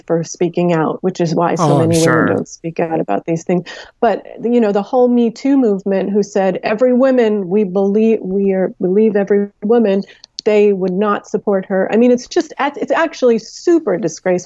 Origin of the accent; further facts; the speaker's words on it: New York, United States; I'm from New York.